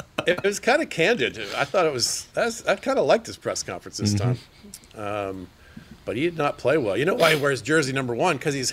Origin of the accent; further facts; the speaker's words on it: Georgia, United States; I'm from Georgia.